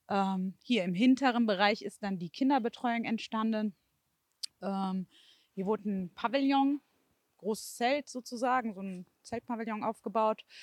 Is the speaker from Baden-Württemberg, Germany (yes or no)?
no; Stolberg-Mausbach, North Rhine-Westphalia, Germany; ich bin aus Stolberg-Mausbach. Ähm, also ich habe es hm, mitbekommen natürlich auch über äh, die Medien, ähm, aber auch so, weil es auch meine Innenstadt einfach ist.